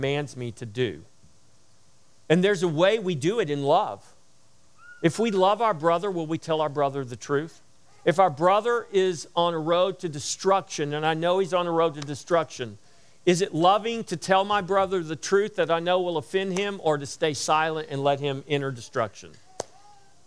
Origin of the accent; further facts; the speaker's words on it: United States; we have rights as Americans